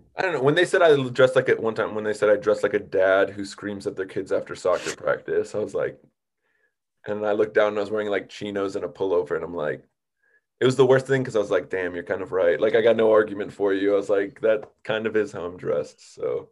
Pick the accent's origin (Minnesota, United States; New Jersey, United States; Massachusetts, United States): Minnesota, United States; moved away as an adult; also born or lived in Boston / Chicago area; now in Southern California, United States; I grew up in Minnesota